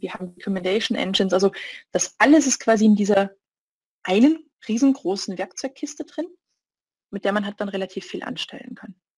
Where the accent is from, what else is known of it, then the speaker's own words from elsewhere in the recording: Austria; now in Munich, Germany; Ich bin ursprünglich aus Österreich